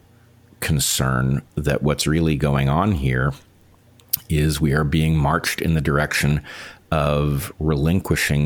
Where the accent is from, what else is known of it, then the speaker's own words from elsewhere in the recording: United States; as an American